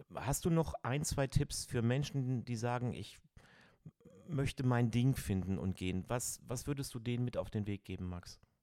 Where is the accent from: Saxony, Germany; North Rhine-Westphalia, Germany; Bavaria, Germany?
North Rhine-Westphalia, Germany; Cologne; Ich bin ein Kölner